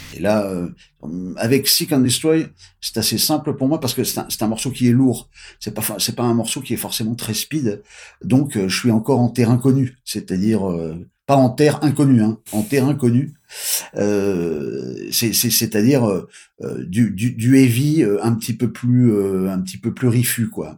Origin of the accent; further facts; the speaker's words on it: France; nous on est des Français